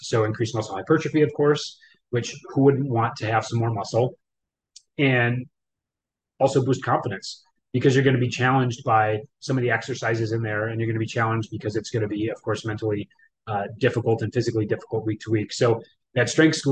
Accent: Wisconsin, United States; moved away as an adult; I'm from Wisconsin originally for the 30 years out of my 39 years of my life

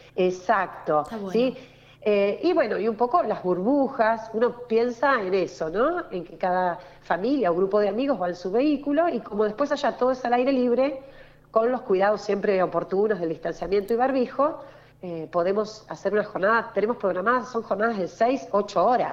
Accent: Buenos Aires Province, Argentina; Nuestra región, nuestra región, nuestro litoral marítimo, Patagones, es el distrito bonaerense más grande de la provincia de Buenos Aires

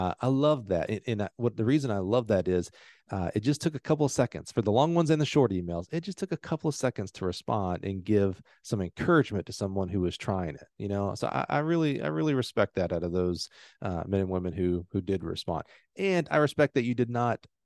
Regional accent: Alabama, United States; I grew up in Alabama

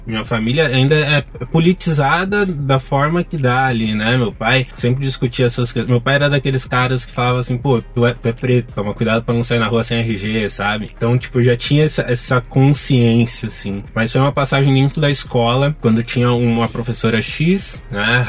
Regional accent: Diadema, São Paulo, Brazil; eu nasci em São Paulo, mas morei a minha vida inteira em Diadema, região metropolitana daqui de São Paulo

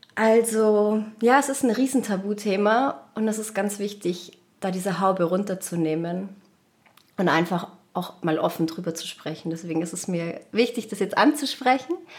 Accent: Munich, Bavaria, Germany; ich bin aus München

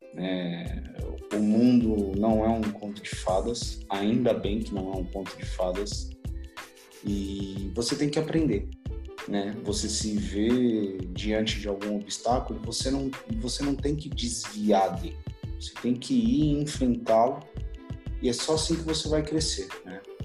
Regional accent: São Paulo, Brazil; sou nascido em São Paulo, filho do seu João e da dona Rita

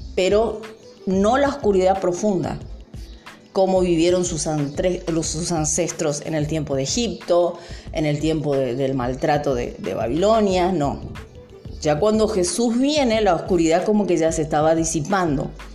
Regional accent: Argentina; nosotros también como argentinos

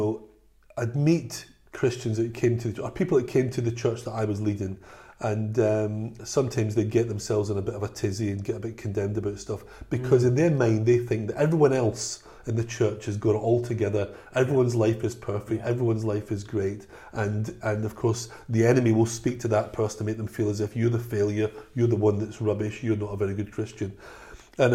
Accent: Glasgow, Scotland, United Kingdom; I mean, I was brought up in Glasgow.

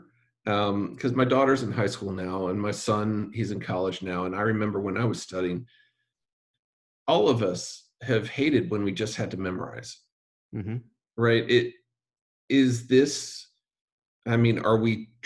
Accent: Alexandria, Virginia, United States; I grew up in Alexandria, Virginia

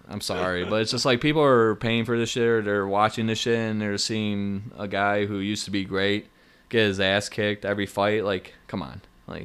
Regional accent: Michigan, United States; we're both from Michigan

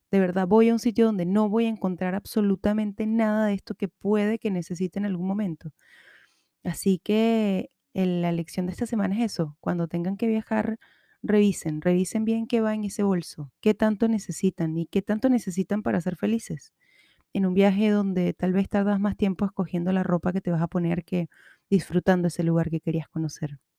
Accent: Chile; accent: Chilean; todo esto me acaba de salir muy chileno, lo siento. Bueno, no lo siento, es mi acento y así, así hablo hoy

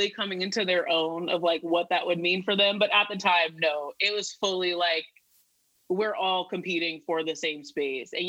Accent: San Diego, California, United States; also born or lived in Chicago / Las Vegas; yes, I was born and raised in San Diego, and um, we were. I'm a military brat. We were military.

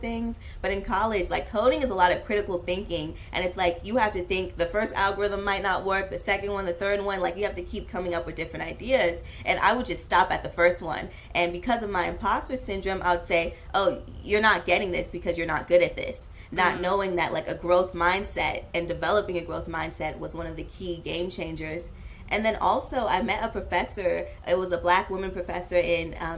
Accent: Oakland, California, United States; I grew up in Oakland, and Oakland is like very diverse

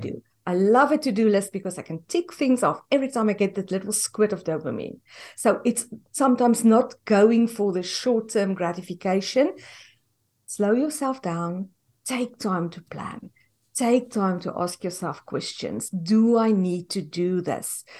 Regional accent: South Africa; moved away as an adult; now in United States; we are from South Africa and we immigrated to the U S in twenty fifteen.

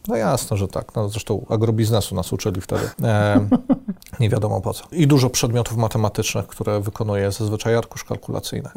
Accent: Lublin, Lublin Voivodeship, Poland; byłem w jednym z elitar elitarnych liceów e, Lublina, w liceum e, imienia Jana Hetmana Zamojskiego

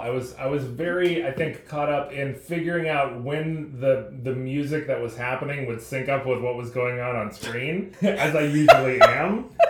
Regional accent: Midwest, United States; moved away; also born or lived in Texas; I'm from the Midwest

